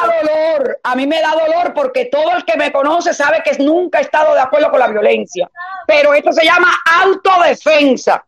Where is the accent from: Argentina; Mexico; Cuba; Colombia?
Cuba; now in Miami, United States; todos los cubanos pensemos así